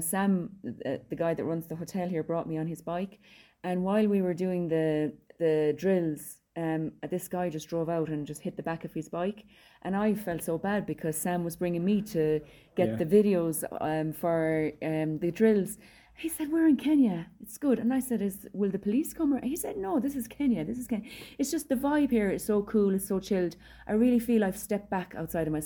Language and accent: English; Ireland